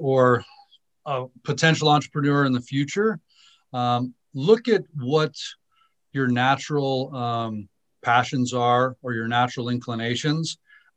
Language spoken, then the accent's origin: English; Southern California, United States; also born or lived in Naples, Italy / New York / Seoul, South Korea; we landed in Southern California, and most of my upbringing was in Southern California